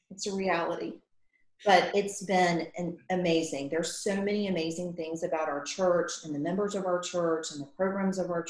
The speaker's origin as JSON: {"language": "English", "town": "Matthews", "region": "North Carolina", "country": "United States", "tie": "born or raised there", "moved": "as an adult", "lives_now": "Davidson, United States", "said": "I'm from the Charlotte area. I grew up in Matthews."}